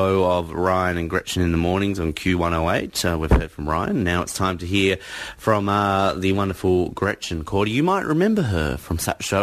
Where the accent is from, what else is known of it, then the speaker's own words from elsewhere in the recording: Australia; as an Australian